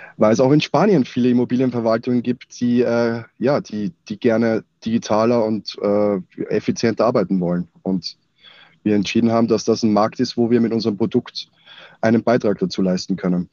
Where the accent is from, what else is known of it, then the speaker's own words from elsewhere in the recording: Austria; now in Munich, Germany; ich bin eigentlich Österreicher. Ähm, das heißt also, meine, meine Nähe zum F C Bayern ist eigentlich nur durch meinen Zuzug, äh, oder, ja, meinen Umzug nach, nach München gegeben.